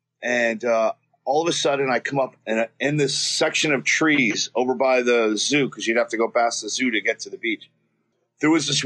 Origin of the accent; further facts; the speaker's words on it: the South, United States; accent: Southern; moved away; also born or lived in Queens, New York / Astoria, New York; at the time I did have a Southern accent, you know, because I grew up in the South